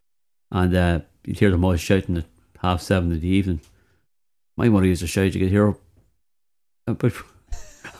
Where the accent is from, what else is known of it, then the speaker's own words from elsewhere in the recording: Dundalk, County Louth, Ireland; also born or lived in London / New York; when I was a kid growing up in Pierce Park